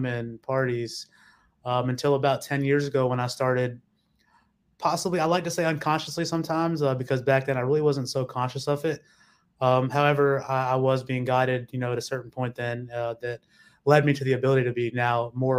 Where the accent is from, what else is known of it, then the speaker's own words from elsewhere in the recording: Mississippi, United States; moving down south to Mississippi. My father took the family down there